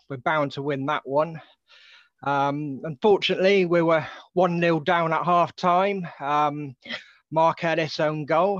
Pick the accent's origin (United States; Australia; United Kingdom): United Kingdom; Dorney, South East England; I grew up in Dorney, and although I went to a few matches as a nipper